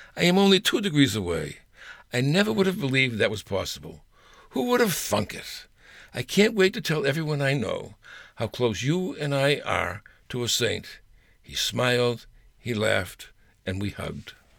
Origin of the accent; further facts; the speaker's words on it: Boston, Massachusetts, United States; when we were growing up in Massachusetts, in a neighborhood called Mattapan